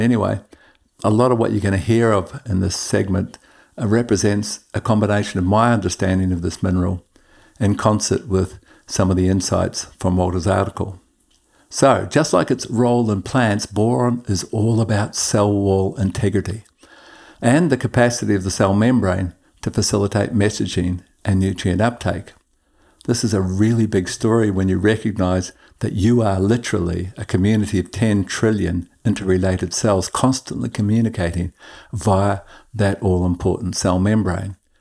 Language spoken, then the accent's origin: English; Queensland, Australia; In my home state of Queensland